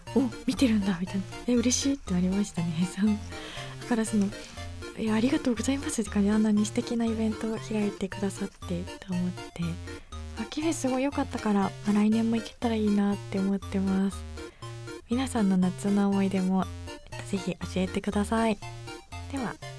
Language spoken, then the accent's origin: Japanese; Yamagata, Japan; moved away; 私はあの地元山形県